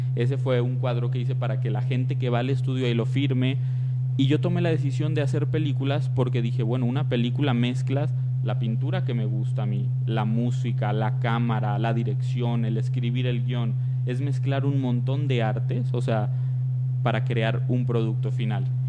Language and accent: Spanish; Tepatitlán, Jalisco, Mexico; yo soy de Tepatitlán, Jalisco